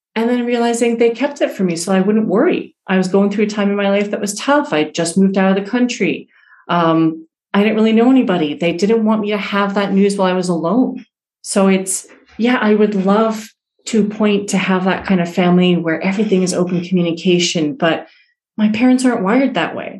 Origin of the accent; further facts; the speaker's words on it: New York City, New York, United States; moved away as an adult; also born or lived in Iran / Italy / Western Massachusetts; moved to to New York City, which is where I grew up, and in Queens, New York